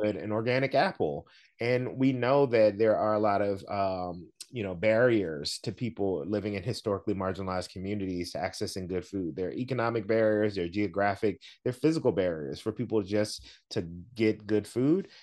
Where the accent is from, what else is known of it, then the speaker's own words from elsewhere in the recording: the South, United States; I'm from the South